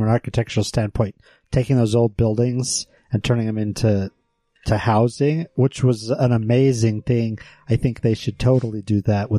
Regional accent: Iowa, United States; also born or lived in Pocatello, Idaho; now in Salt Lake City, United States; I was born in Idaho, born in Pocatello, and then we moved to Iowa. But growing up in Iowa

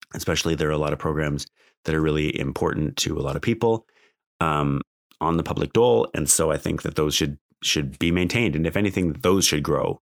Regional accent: Alberta, Canada; I grew up in Alberta

